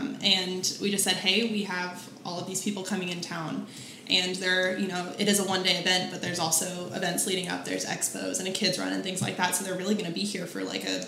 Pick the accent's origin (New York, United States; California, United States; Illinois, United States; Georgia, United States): Georgia, United States; Kennesaw; moved away as an adult; now in Augusta, United States; I actually am not originally from Augusta. I'm from Kennesaw, Georgia.